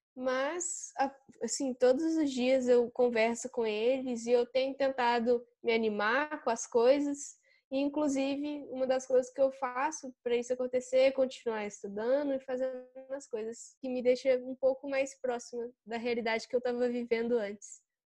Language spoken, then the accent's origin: Portuguese; São João del-Rei, Minas Gerais, Brazil; Eu sou de São João do Rei e eu estudo no Instituto Federal Sudeste de Minas.